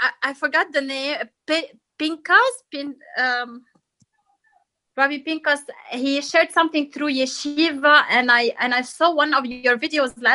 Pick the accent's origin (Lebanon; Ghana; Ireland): Lebanon; also born or lived in United States / New York; I grew up in Lebanon with my parents